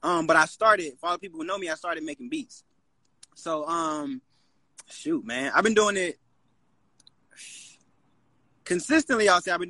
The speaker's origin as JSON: {"language": "English", "town": "Charlotte", "region": "North Carolina", "country": "United States", "said": "I'm from Charlotte, North Carolina."}